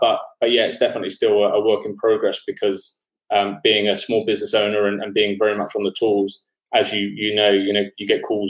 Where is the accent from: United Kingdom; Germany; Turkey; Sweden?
United Kingdom; London; moved away as an adult; now in Sydney, Australia; I'm from London originally, but I've been living in Sydney for the last 10 years.